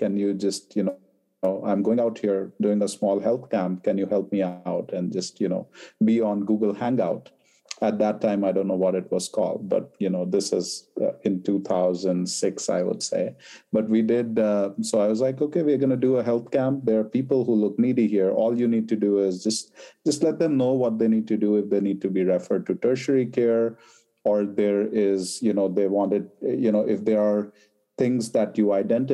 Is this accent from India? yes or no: yes; India; moved away; I was born and raised in India